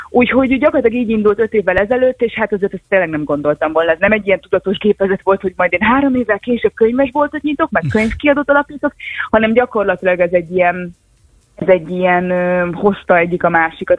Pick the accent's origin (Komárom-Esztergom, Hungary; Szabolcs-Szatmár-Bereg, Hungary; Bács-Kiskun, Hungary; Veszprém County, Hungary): Bács-Kiskun, Hungary; Kiskunhalas; moved away as an adult; kiskorhalas nincs annyira messze, én ott születtem, ott éltem az első 18 évben